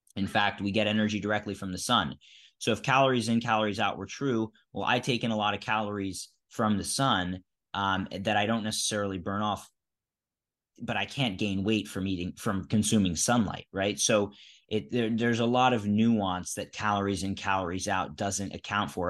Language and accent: English; Philadelphia, Pennsylvania, United States; I grew up in Philadelphia